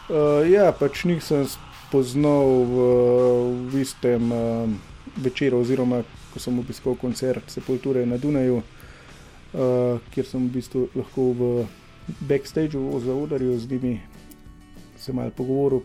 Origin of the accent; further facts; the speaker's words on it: Slovenia; Slovenci smo